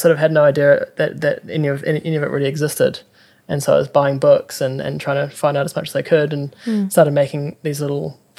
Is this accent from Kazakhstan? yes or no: no; Auckland, New Zealand; also born or lived in Hokianga / Rotorua; Because I grew up in Auckland, and so all my family and friends were there.